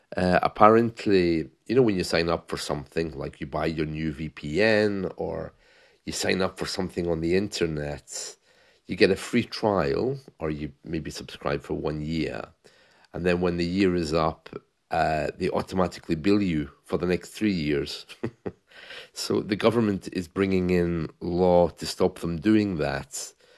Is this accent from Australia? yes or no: no; United Kingdom; as a British man, uh, when I was growing up in the seventies